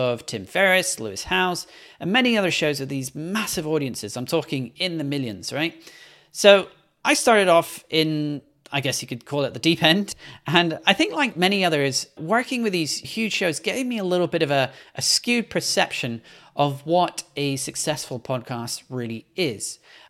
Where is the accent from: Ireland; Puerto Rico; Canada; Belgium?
Belgium; also born or lived in Scotland / London; now in New York, United States; If you're wondering about my hard-to-place accent, I'm originally from Scotland, but was born and grew up in Belgium before moving to London, and I currently reside in New York.